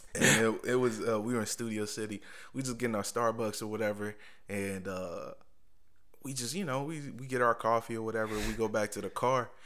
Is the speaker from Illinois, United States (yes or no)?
no; Indianapolis, Indiana, United States; moved away as an adult; also born or lived in Richmond; Growing up in Indianapolis.